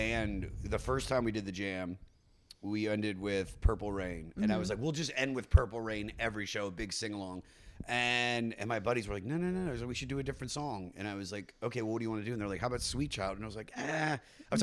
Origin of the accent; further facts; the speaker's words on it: Washington, District of Columbia, United States; I grew up in the Washington, D.C. area